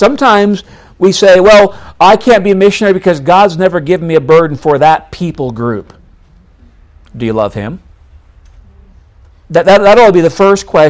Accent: New York, United States; moved away as an adult; also born or lived in North Dakota; I grew up in New York State, went to the University of North Dakota

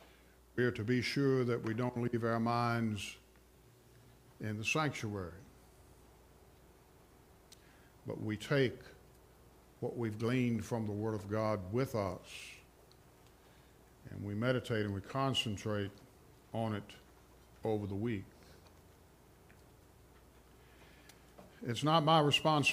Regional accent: Rustburg, Virginia, United States; I'm from Rustburg, which is like the chief suburb of Lynchburg

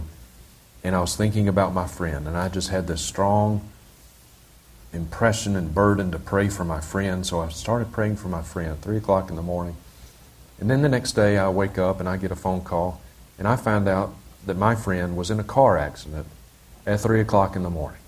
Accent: Mississippi, United States; now in Montana, United States; I grew up in Mississippi. I live in Montana now.

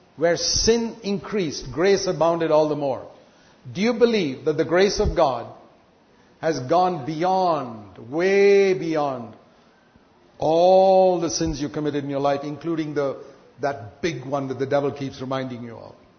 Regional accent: India; I was born in India

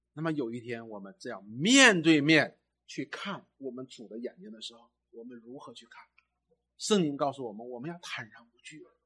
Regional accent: China; 我们中国人

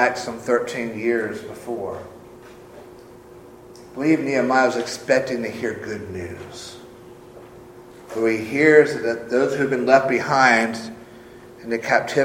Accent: Sumter, South Carolina, United States; moved away as an adult; now in Winnsboro, United States; Sumter is my hometown. Moved there when I was 3, lived there until I went off to college at the age of 20

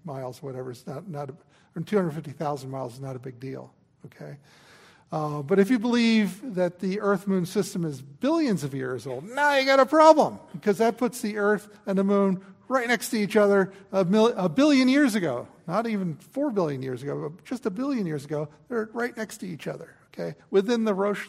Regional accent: New Jersey, United States; I grew up in New Jersey.

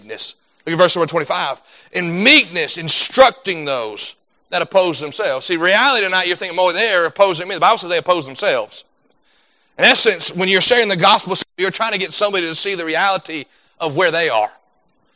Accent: United States; as an American citizen

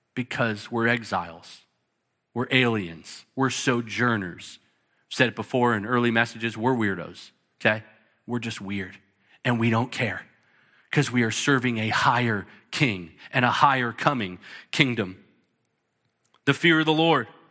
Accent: United States; some of us, we're American

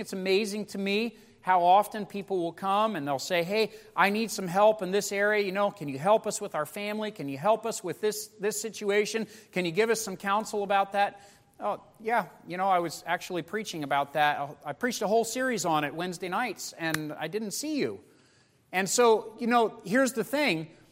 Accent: United States; as American Christians

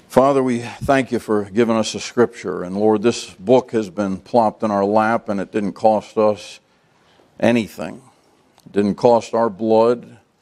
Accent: United States; American Christians

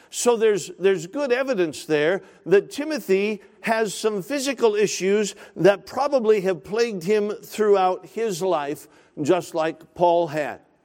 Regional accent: Alaska, United States; now in Woodbridge, United States; I grew up in Alaska, spent all my life in Alaska

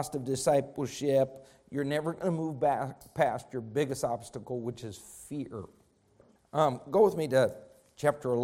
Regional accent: Rifle, Colorado, United States; as a young man growing up in Rifle, Colorado

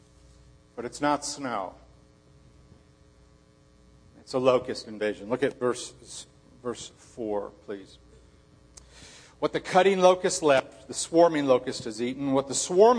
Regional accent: Chicago, Illinois, United States; moved away; growing up in Chicago

